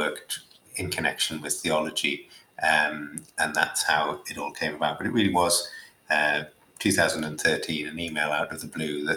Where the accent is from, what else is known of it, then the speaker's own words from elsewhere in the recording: Newcastle upon Tyne, North East England, United Kingdom; moved away as an adult; also born or lived in London / Durham; I was born in Newcastle, a fairly typical Catholic family, grew up attending the local Catholic schools